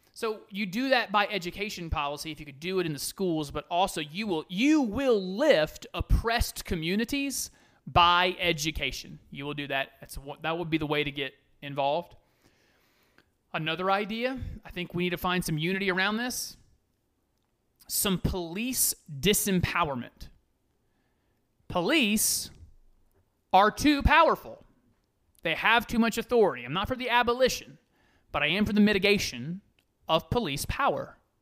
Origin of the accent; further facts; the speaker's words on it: United States; I am an American